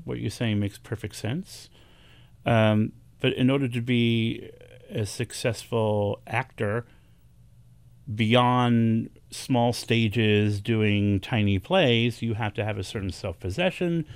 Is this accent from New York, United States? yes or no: yes; New York City, New York, United States; I was born and raised here in New York City in the Bronx